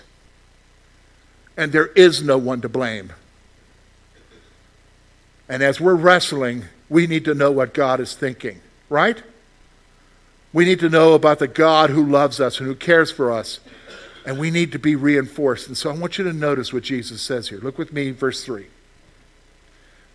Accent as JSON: {"language": "English", "region": "the South", "country": "United States", "tie": "born or raised there", "moved": "yes", "said": "I grew up in the South. We had sweet tea before you guys had it up here."}